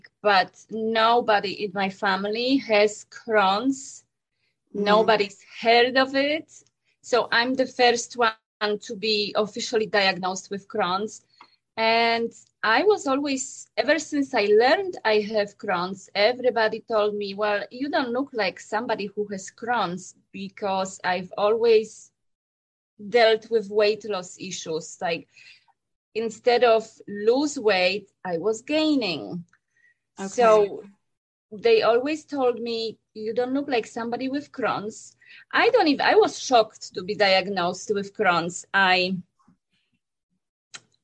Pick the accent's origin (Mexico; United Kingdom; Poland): Poland; moved away; I was born and raised in Poland